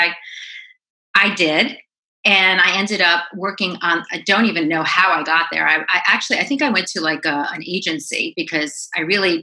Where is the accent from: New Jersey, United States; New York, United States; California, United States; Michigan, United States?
New York, United States; Syosset; accent: New York; now in Los Angeles, United States; I'm originally from Long Island, Syosset, Long Island